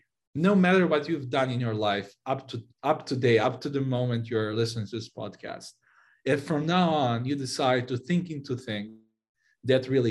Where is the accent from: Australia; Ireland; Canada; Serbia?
Serbia; moved away as an adult; now in San Francisco, United States; I moved from Serbia, where I grew up and spent most of my life